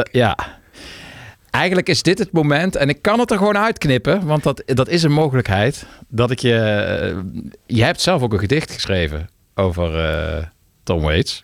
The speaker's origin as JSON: {"language": "Dutch", "town": "Maastricht", "region": "Limburg", "country": "Netherlands", "tie": "born or raised there", "said": "Ik ben in Maastricht getogen. Maar ja, ik was een beetje anti, want ik kwam niet uit Maastricht"}